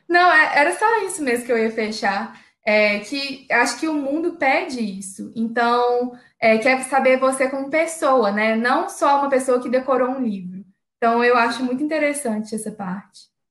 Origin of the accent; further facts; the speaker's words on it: Belo Horizonte, Minas Gerais, Brazil; eu sou de BH